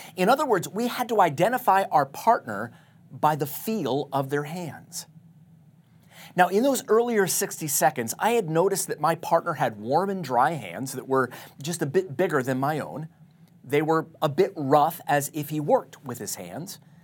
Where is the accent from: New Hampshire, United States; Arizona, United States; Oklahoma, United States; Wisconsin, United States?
Arizona, United States; Tucson; my hometown of Tucson, Arizona